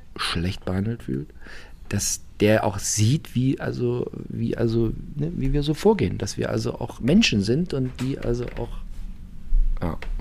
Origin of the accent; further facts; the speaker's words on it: Germany; bin aus der DDR